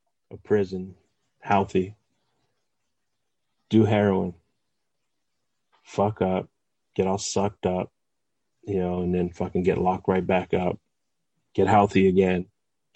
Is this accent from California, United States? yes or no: yes; West Covina, California, United States; I was from West Covina